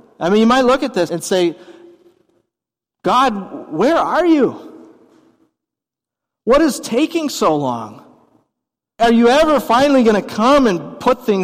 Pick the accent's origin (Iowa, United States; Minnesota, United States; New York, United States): Minnesota, United States; as a Minnesotan